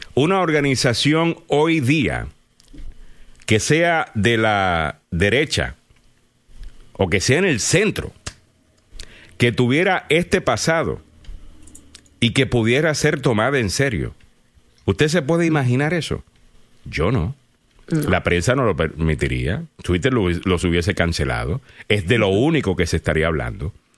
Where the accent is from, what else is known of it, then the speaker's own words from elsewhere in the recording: Cayey, Puerto Rico; Calley, que es de donde soy yo.